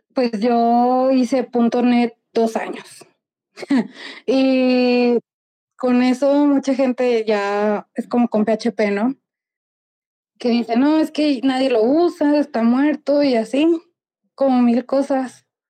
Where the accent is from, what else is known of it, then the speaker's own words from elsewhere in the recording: Mexico; soy mexicana